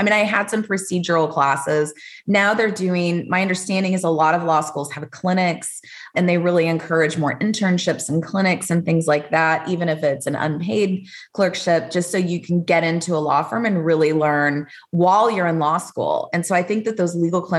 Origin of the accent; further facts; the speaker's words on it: Austin, Texas, United States; also born or lived in Dallas; I was from here, Austin originally.